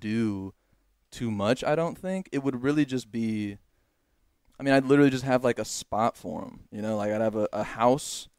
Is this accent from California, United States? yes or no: yes; Los Angeles, California, United States; moved away as an adult; now in Texas, United States; being an Angelino